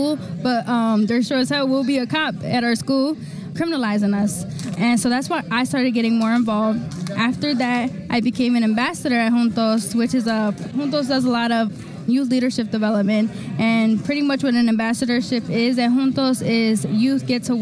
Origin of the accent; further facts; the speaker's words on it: Philadelphia, Pennsylvania, United States; I was born and raised in South Philly